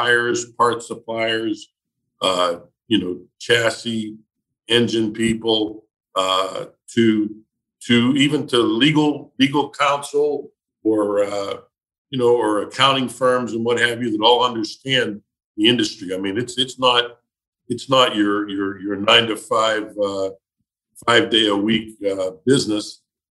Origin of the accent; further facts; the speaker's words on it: Pittsburgh, Pennsylvania, United States; I thought that my hometown was the center of the earth.